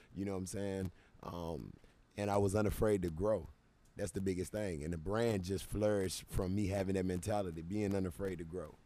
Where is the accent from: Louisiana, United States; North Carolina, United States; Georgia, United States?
North Carolina, United States; Charlotte; I'm a guy from Charlotte, North Carolina